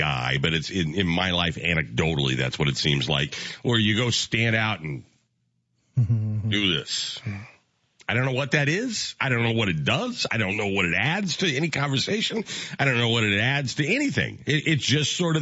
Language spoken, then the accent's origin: English; Midwest, United States; growing up in the Midwest